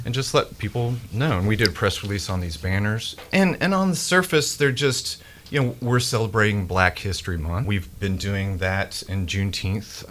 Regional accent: Memphis, Tennessee, United States; growing up in Memphis

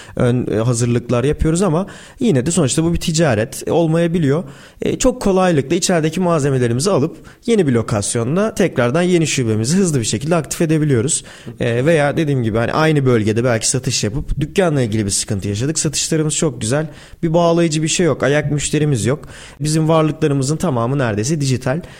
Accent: Turkey

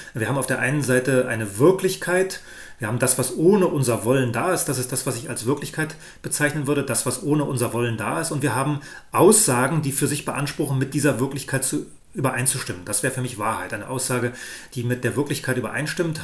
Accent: Germany; Ich bin in der DDR aufgewachsen

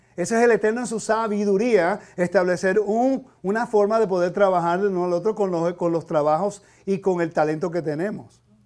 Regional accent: Puerto Rico; now in United States; Yo soy ciudadano americano, nacido en Puerto Rico

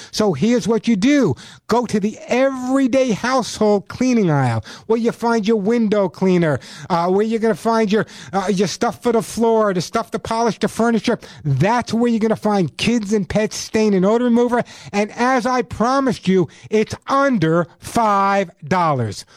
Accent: New York, United States; I'm from New York. Yo, I'm from New York.

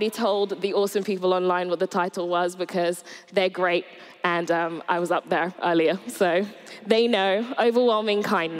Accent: Surrey, South East England, United Kingdom; moved away as an adult; also born or lived in Nigeria / Bournemouth; I grew up in Surrey from about the age of 8. I moved here with my mum from Nigeria.

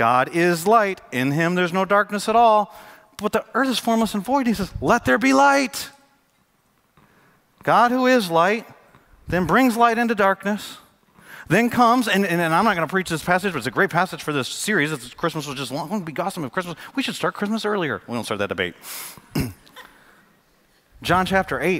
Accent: Michigan, United States; moved away; I'm from Michigan

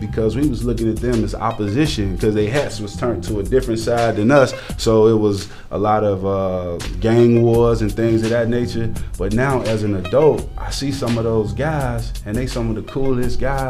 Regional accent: Chicago, Illinois, United States; I grew up on 87th and May.

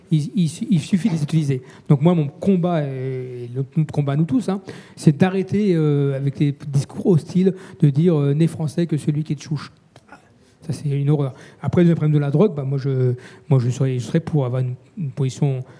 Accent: Mantes-la-Jolie, Île-de-France, France; Une fois, je viens du Val-Fouré, euh, je vais faire mes courses euh, au Val-Fouré.

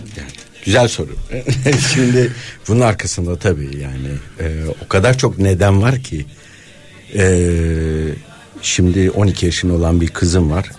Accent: Istanbul, Turkey; moved away as an adult; also born or lived in Bodrum; doğup büyüdüğüm yer Moda'ya dönmüştüm

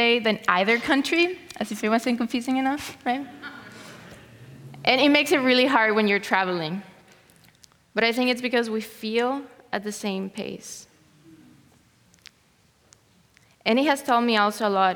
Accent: Ciudad Juarez, Chihuahua, Mexico; also born or lived in El Paso, Texas; I was born in El Paso, but I was raised in Ciudad Juarez by my mom and my grandmother

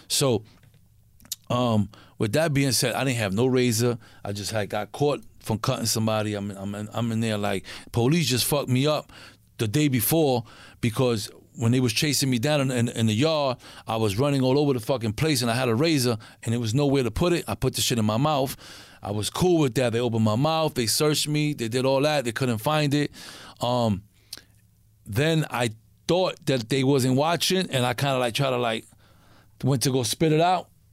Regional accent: New York, United States; I'm from New York

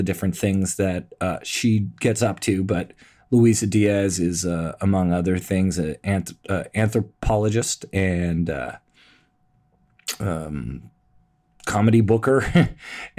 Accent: Toronto, Ontario, Canada; moved away as an adult; also born or lived in Los Angeles / New York; I'm born and raised, you know, here

